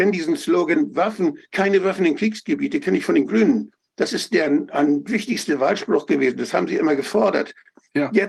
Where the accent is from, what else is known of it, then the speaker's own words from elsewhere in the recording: Schleswig-Holstein, Germany; Ich komme ja aus einer, aus Norddeutschland, ganz an der dänischen Grenze.